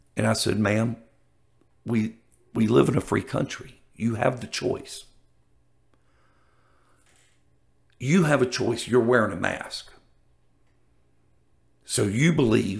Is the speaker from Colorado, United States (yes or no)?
no; Jacksonville, Florida, United States; I grew up in Ocean Way, Jacksonville, Florida.